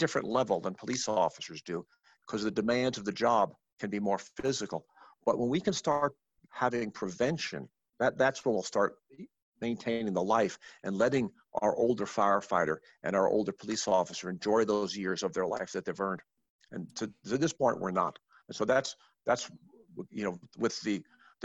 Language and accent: English; Arizona, United States; I'm from Arizona, where literacy is optional